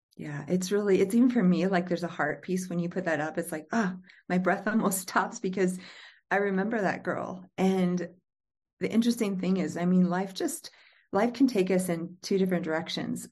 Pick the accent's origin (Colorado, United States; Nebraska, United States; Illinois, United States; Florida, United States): Illinois, United States; moved away; my hometown of Pure Missouri, Illinois